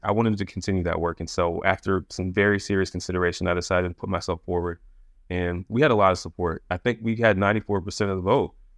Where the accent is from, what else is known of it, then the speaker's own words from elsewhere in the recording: Anne Arundel County, Maryland, United States; also born or lived in Forest Heights, Maryland; I grew up in Anne Arundel County, so in Maryland. My dad was in the Army, and we moved around a little bit you know, the beginning, early peri-, uh, period of my life, but I grew up in Maryland, so Maryland is home